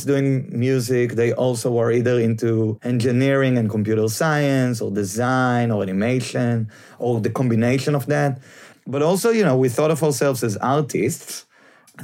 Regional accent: Israel; moved away; I'm from Israel

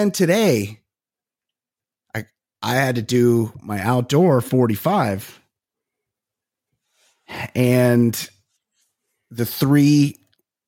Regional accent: Costa Mesa, California, United States; I'm from Costa Mesa. There's people in my high school that did

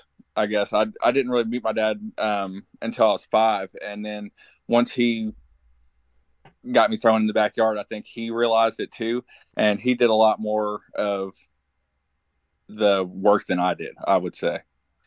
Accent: Kentucky, United States; also born or lived in Lexington, Kentucky / Woodford County, Kentucky; I'm just from a little small country place in Kentucky

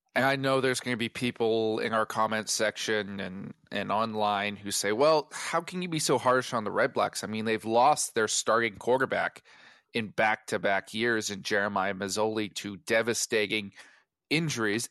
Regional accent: Edmonton, Alberta, Canada; moved away; I am originally from the Prairies

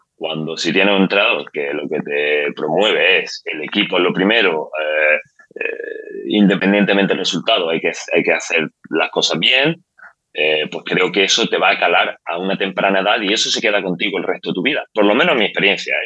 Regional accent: Spain; moved away as an adult; also born or lived in Ireland / Sweden; now in Dubai, United Arab Emirates; yo salí de España, de hecho salí de España en el 2010 como jugador. Yo jugaba bueno, en, en España en el antiguo CB Granada, que fue donde me crié, digamos, como jugador

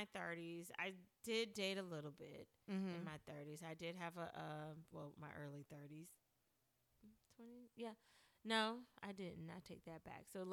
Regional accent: Durham, North Carolina, United States; I grew up here in Durham, so I know a lot of people.

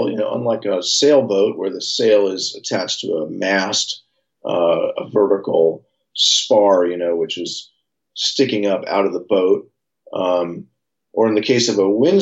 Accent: San Francisco, California, United States; I grew up right here in San Francisco. I was born and raised. I'm a San Francisco native

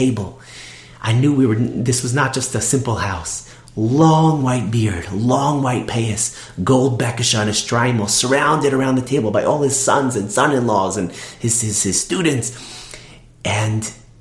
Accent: Toronto, Ontario, Canada; I'm from Toronto

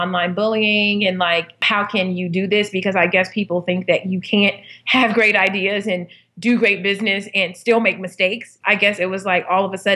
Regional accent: Inglewood, California, United States; I was born and raised in Inglewood, California, not the sexiest part of town

